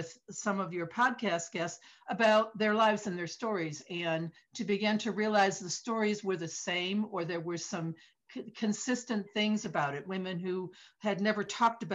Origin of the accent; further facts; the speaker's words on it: Detroit, Michigan, United States; now in East Coast, United States; I grew up in Detroit in the Midwest